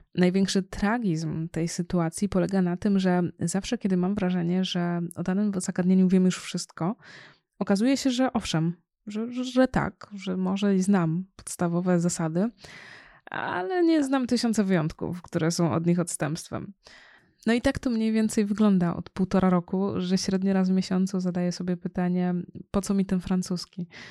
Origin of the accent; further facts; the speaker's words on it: Poland; mieszkając w Polsce, w kraju, w którym się urodziłam